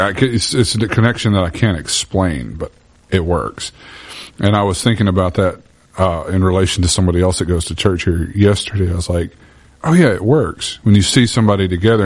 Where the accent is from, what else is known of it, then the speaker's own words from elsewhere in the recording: Bible Belt, the South, United States; I was born and raised in the Bible Belt